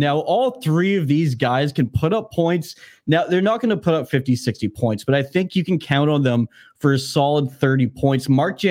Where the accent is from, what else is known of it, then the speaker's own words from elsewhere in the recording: Vancouver, British Columbia, Canada; we're from Vancouver.